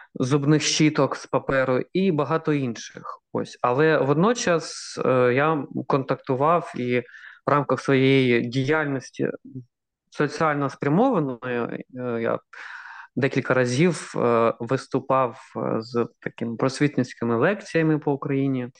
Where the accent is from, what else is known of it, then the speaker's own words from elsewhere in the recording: Kharkiv, Kharkiv Oblast, Ukraine; moved away; я ж сам з Харкова, 25 років прожив у Харкові